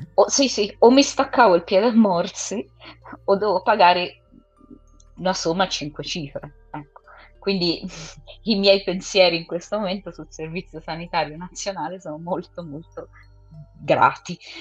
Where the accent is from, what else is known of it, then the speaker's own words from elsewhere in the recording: England, United Kingdom; moved away; io sono inglese